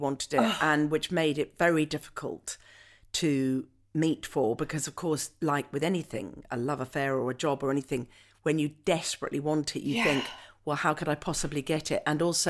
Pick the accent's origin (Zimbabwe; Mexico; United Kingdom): United Kingdom; Scotland; you know, I am Scottish and I was brought up as a Scot, but I don't have a Scottish accent.